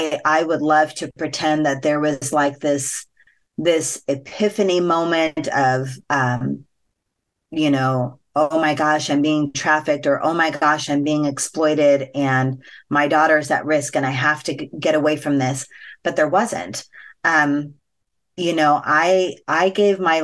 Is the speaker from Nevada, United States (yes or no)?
yes; Las Vegas, Nevada, United States; growing up in Vegas, where sex is very much a part of the culture